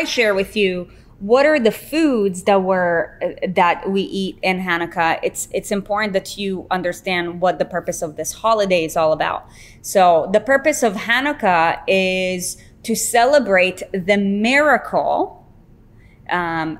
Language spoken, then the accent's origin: English; Israel; moved away; I grew up in Israel, so I am Jewish